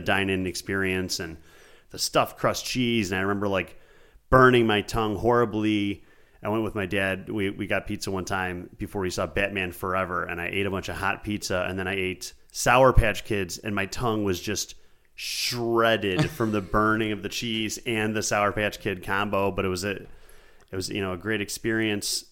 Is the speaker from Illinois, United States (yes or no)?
no; Buffalo, New York, United States; I'm from Buffalo, like Andy